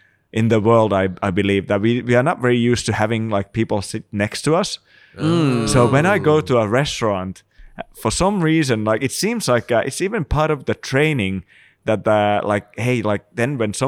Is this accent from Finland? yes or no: yes; Finland; English is a second language; Maybe that's also the reason why I'm in exile from Finland. They send me out, you know.